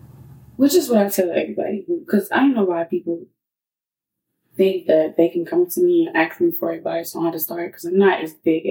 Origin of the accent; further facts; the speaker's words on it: Chicago, Illinois, United States; People need to understand that because I'm from Chicago. Don't think that I'm like this ghetto person.